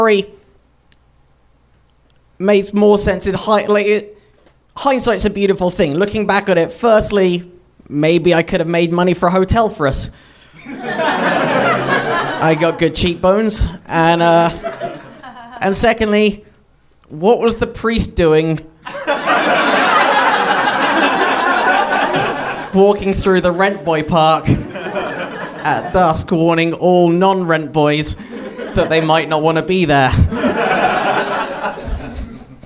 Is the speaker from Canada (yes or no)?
no; United Kingdom; I grew up in Britain